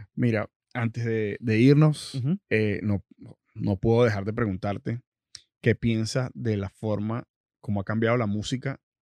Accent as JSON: {"language": "Spanish", "country": "Venezuela", "moved": "yes", "said": "personas venezolanas que vienen del mismo sitio donde, de donde vengo yo"}